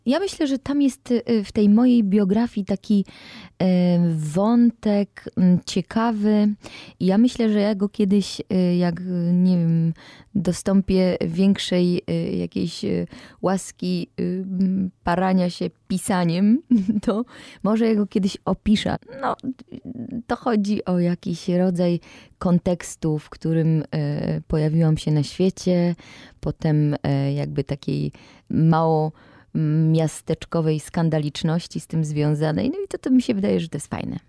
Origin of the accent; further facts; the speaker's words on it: Mysłowice, Silesian Voivodeship, Poland; also born or lived in Katowice; urodziłam się w Katowicach, y, a rzeczywiście wychowałam się na przedmieściach Mysłowic